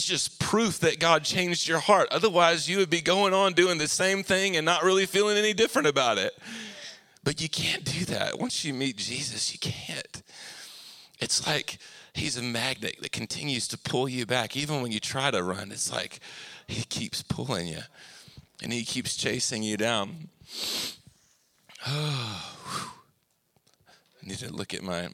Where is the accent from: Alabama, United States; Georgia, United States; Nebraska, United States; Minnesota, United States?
Alabama, United States; Anniston; we moved to Anniston, Oxford area, which is towards Atlanta, when I was 9 years old